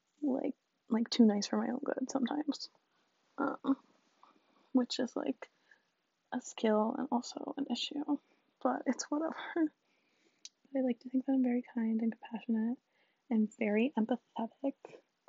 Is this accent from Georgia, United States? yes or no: no; DC area, Virginia, United States; I'm from, like, the DC area, like, outside of it, so pretty cool. I'm technically a Southern girl because I'm from Virginia, but, like, literally kill me, I'm not from the South